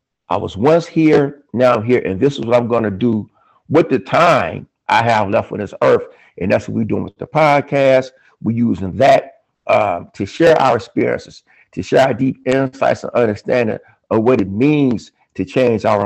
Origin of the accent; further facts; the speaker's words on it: Richmond, California, United States; born and raised in Richmond, California